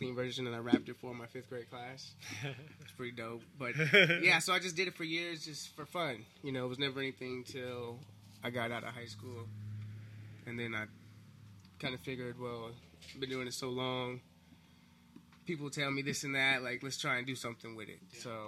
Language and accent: English; Compton, California, United States; also born or lived in Bellflower; I was born in Bellflower, technically, at the Kaiser, but... those first few years of my life was in Compton, yeah.